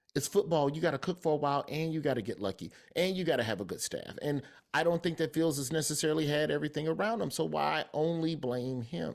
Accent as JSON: {"language": "English", "region": "Alabama", "country": "United States", "said": "I'm from Alabama"}